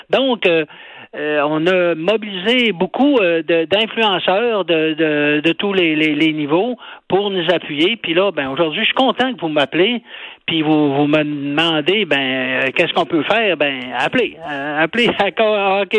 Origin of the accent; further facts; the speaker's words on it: Saint-Félicien, Quebec, Canada; chez nous à Saint-Félicien